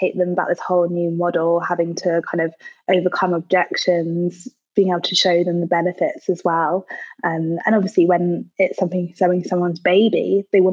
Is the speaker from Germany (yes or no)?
no; London, United Kingdom; also born or lived in Manchester; So I started the business in Manchester, but now I'm based in London. It's my hometown.